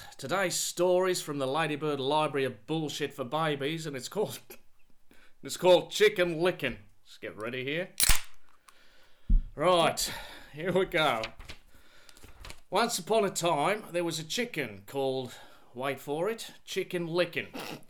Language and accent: English; Australia; I grew up in Australia with a girl's name.